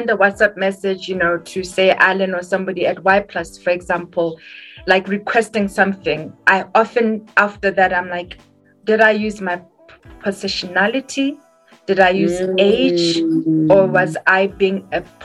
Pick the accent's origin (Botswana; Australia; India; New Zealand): Botswana; I come from Botswana